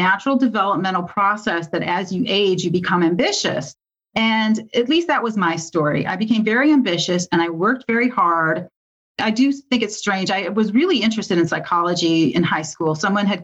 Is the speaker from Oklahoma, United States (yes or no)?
no; Michigan, United States; I grew up in Michigan